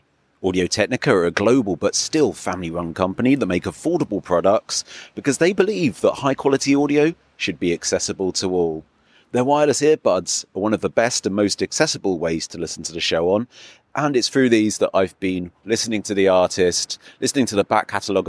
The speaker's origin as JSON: {"language": "English", "region": "England", "country": "United Kingdom", "moved": "yes", "lives_now": "Berlin, Germany", "said": "I'm English"}